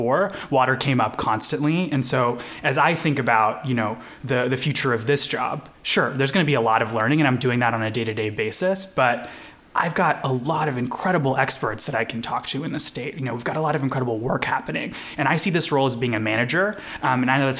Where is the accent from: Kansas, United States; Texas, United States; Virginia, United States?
Kansas, United States; also born or lived in India; my family made Kansas home in the early 2000s from India. So I was born in India. And so, you know, I grew up here